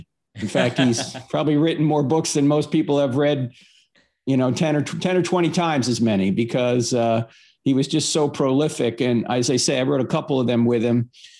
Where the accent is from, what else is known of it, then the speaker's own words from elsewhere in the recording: New Jersey, United States; Yeah, well, I grew up in New Jersey, so I was Catholic because it's the law.